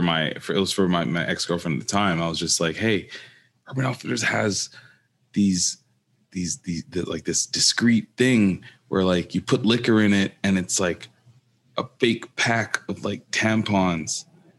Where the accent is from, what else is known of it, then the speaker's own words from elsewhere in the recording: Jamaica; Don't mind the Appleton. I'm Jamaican.